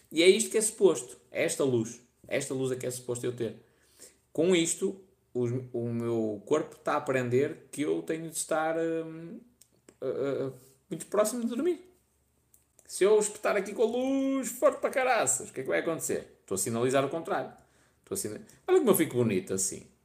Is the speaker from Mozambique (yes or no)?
no; Vila Nova de Gaia, Norte, Portugal; also born or lived in Porto; Sou de Gaia, nascida no Porto. Ainda no outro dia estive em Gaia.